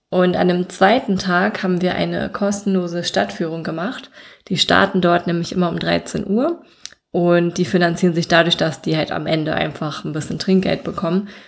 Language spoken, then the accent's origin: German; Altena, North Rhine-Westphalia, Germany; weil in meiner Heimatstadt, wo ich herkomme, gibt es auch eine Burg. Das ist die Burg Altena.